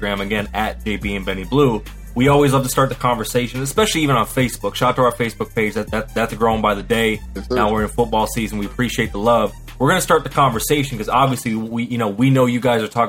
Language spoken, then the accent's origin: English; Muskegon, Michigan, United States; I'm from Muskegon, Michigan. That's 231. They call it the Ski